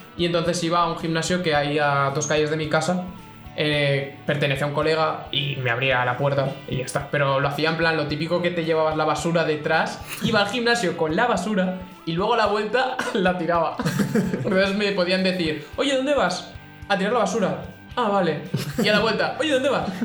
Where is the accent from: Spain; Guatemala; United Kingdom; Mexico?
Spain; Castellón de la Plana, Valencian Community; yo soy de Castellón